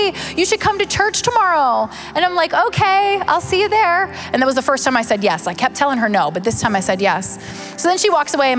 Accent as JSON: {"language": "English", "town": "Pittsburgh", "region": "Pennsylvania", "country": "United States", "said": "I'm from Pittsburgh"}